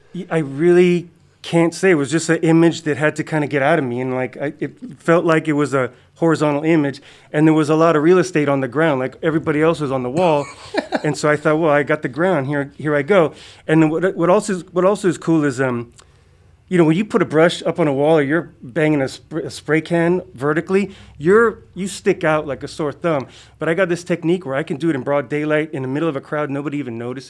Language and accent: English; Hawaii, United States; growing up in Hawaii